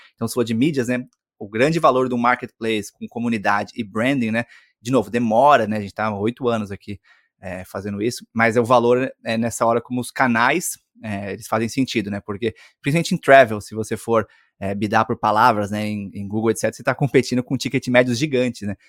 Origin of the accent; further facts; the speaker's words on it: Brazil; also born or lived in Silicon Valley, United States; o fato de ser brasileiro